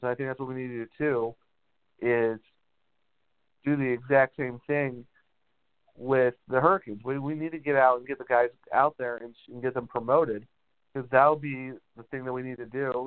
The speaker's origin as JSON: {"language": "English", "region": "Ohio", "country": "United States", "moved": "yes", "lives_now": "North Carolina, United States", "said": "I'm originally from Ohio"}